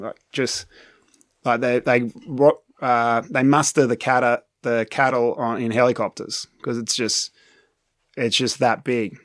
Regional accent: Manly, New South Wales, Australia; moved away as an adult; also born or lived in United Kingdom; now in France; my hometown in Manly

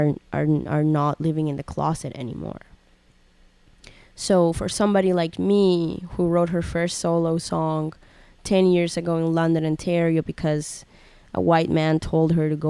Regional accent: Colombia; English is a second language; moved away; When I was in Colombia and I couldn't speak English that well

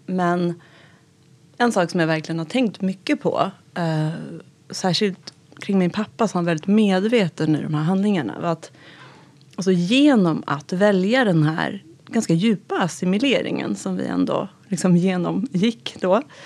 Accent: Gustavsberg, Stockholm County, Sweden; also born or lived in Tehran, Iran; växte upp i Gustavsberg

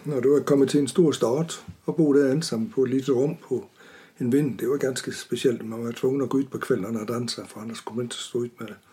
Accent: Vejle, Southern Denmark, Denmark; Swedish is a second language; moved away as an adult; also born or lived in Aarhus; now in Urshult, Sweden; Jag är född i en liten stad som heter Vejle på Jylland

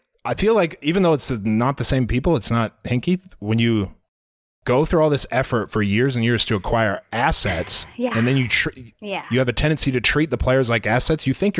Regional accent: Iowa, United States; We're from Iowa

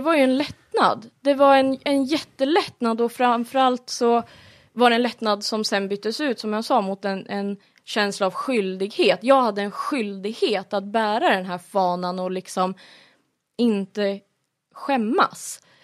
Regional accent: Flen, Södermanland, Sweden; moved away as an adult; now in Kolsva, Sweden; Jag är ju annars ifrån Sörmland, i, utanför Flen har jag bott på landet hela mitt liv.

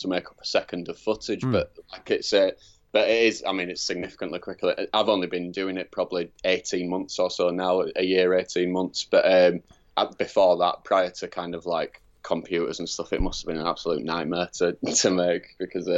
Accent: Leeds, Yorkshire and the Humber, United Kingdom; now in London, United Kingdom; I'm from Leeds originally and then moved down to London

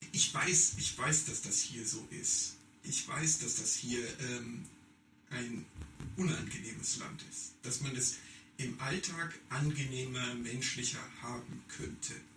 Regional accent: Germany; moved away; dass ich Deutscher bin

